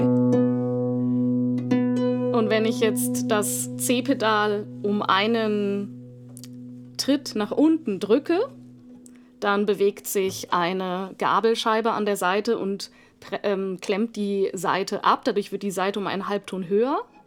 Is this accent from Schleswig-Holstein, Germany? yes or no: no; Hanover, Lower Saxony, Germany; now in Munich, Germany; mit fünf Jahren bei einem Tag der offenen Tür von der Musikschule Hannover, meiner Heimatstadt.